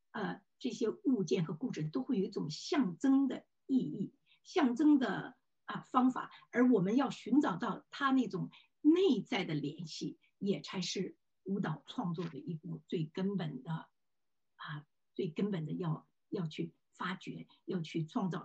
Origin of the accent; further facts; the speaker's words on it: Luoyang, Henan, China; now in New York, United States; 我在洛阳成长的这些经历